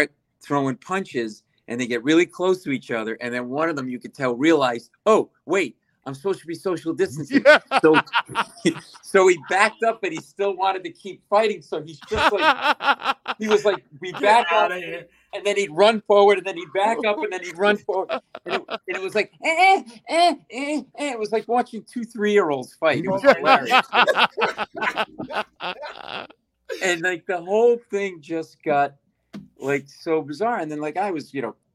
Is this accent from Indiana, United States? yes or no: no; Providence, Rhode Island, United States; now in New York City, United States; I grew up in Providence, Rhode Island